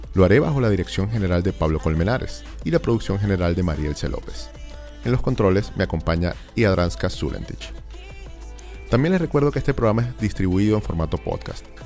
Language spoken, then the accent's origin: Spanish; Venezuela; now in Chile; uno es venezolano